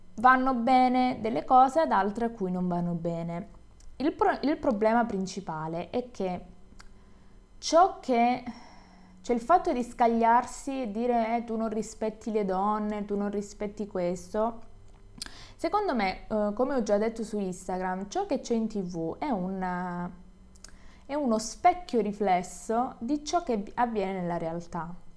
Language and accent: Italian; Calabria, Italy; Io sono del sud, sono calabrese